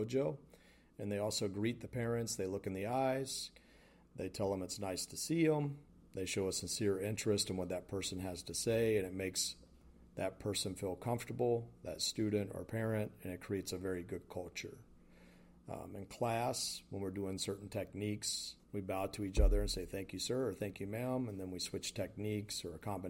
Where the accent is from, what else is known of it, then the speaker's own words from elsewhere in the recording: the South, United States; Growing up in the South